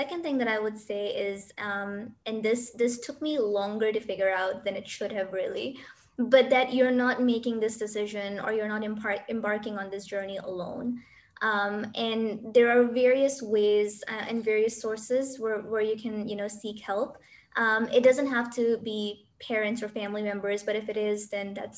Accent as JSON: {"language": "English", "country": "Pakistan", "moved": "as an adult", "lives_now": "United Arab Emirates", "said": "Even though I'm from Pakistan, I'm currently in the UAE"}